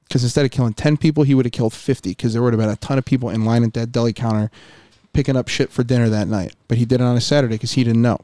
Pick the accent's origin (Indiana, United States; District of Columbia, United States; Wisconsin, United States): Indiana, United States; now in Buffalo, United States; I grew up in Indiana at the dirt track